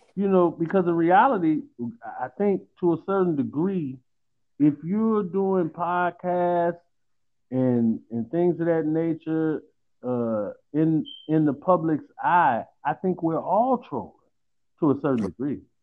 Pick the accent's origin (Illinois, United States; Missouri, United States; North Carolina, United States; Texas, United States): Illinois, United States; Chicago; I'm from Chicago